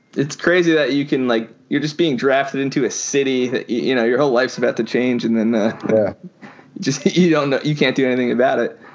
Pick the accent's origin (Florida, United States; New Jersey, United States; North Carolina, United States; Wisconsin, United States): New Jersey, United States; Midland Park; I'm actually a Jersey guy myself, but I'm uh, more northern part